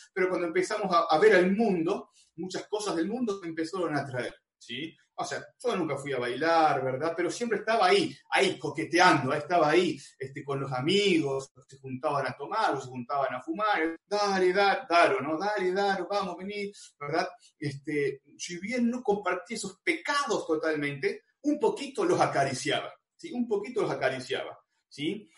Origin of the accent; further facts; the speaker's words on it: Buenos Aires, Argentina; yo soy acá de Buenos Aires